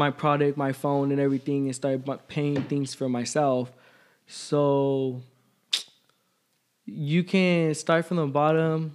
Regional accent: Bakersfield, California, United States; I'm originally from Bakersfield.

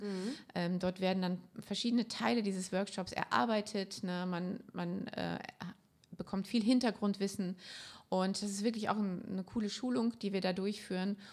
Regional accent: Germany; bei uns in Deutschland

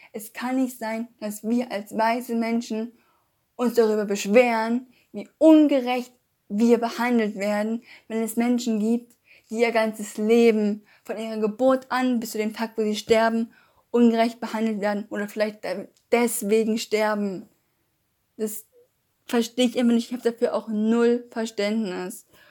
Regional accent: Germany

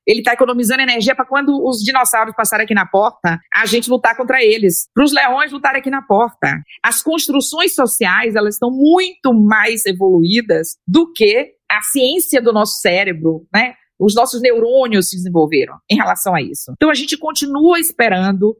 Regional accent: Bahia, Brazil; eu sou baiana

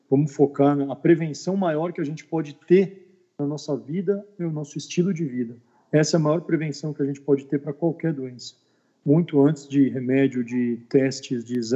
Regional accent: São Paulo, Brazil; born there; now in Belo Horizonte, Brazil; eu sou daqui de BH, né? Na verdade, eu sou nascido em São Paulo, mas moro aqui em BH há mais de 23 anos.

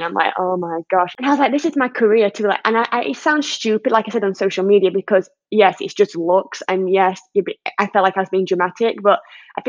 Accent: England, United Kingdom; being English

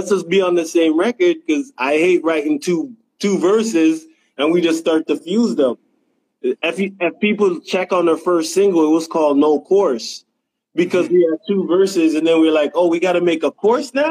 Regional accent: Jamaica; moved away; basically uh yeah, I came up from Jamaica, and uh, you know … Yeah, that's my pops.

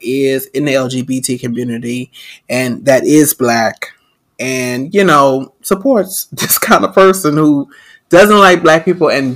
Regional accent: New Orleans, Louisiana, United States; I'm from New Orleans

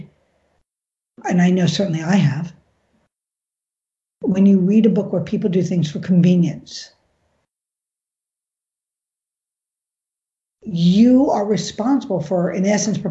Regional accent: New York, United States; growing up in New York

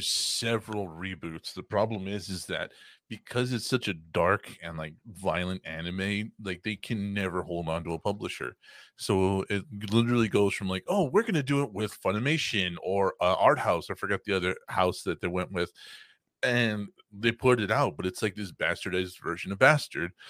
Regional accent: Texas, United States; I am from Texas

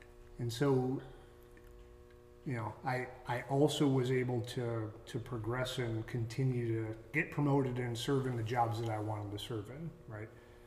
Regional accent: Saline, Michigan, United States; moved away as an adult; I was born and raised in Saline, Michigan, right outside Ann Arbor

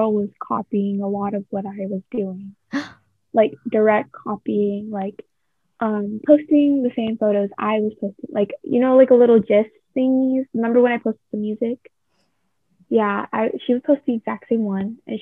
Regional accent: United States; I was born in America

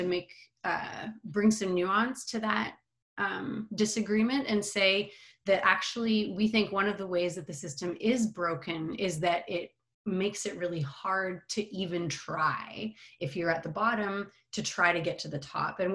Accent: Montreal, Quebec, Canada; I am Canadian, grew up in Montreal

